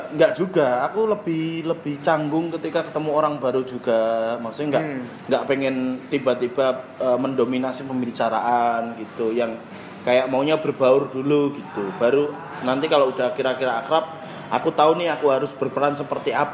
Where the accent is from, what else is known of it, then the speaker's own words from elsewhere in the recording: Java, Indonesia; kamu tahu aku orang Jawa